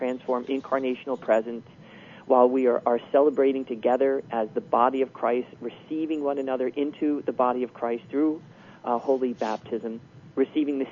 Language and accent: English; Philadelphia, Pennsylvania, United States; moved away; I'm from Philadelphia. I really don't maintain any friendships in Philadelphia because I don't live there. I live here